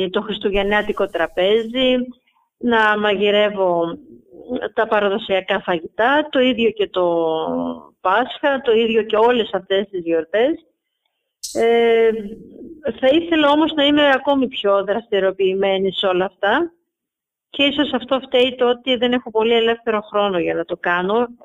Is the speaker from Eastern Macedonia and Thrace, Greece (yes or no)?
yes; Soufli, Eastern Macedonia and Thrace, Greece; Μ' αρέσει ο τόπο μου όπω είναι.